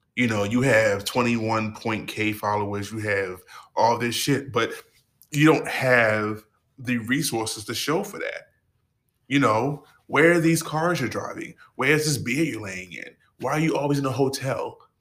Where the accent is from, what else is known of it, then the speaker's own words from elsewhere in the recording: Baltimore, Maryland, United States; I'm from Baltimore, motherfucking Maryland